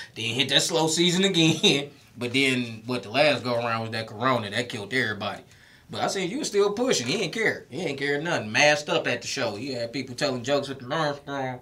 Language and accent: English; Detroit, Michigan, United States; moved away as an adult; now in Houston, United States; I'm from Detroit